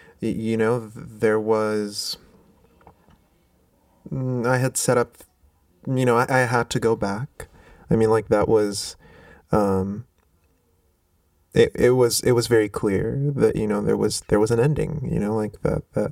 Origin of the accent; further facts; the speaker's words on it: Rabat, Rabat-Salé-Kénitra, Morocco; moved away as an adult; now in United States; I grew up in Rabat, so I grew up not far from the water.